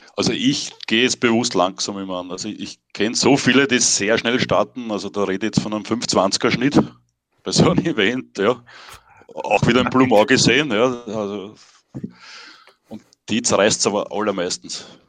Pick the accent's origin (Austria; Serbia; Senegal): Austria; near Himberg, Lower Austria; im Ort, wo ich aufgewachsen bin, das ist bei Himberg